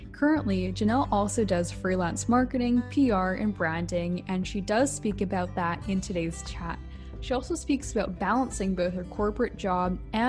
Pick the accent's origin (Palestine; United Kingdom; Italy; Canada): Canada; Vancouver, British Columbia; I'm from Vancouver, BC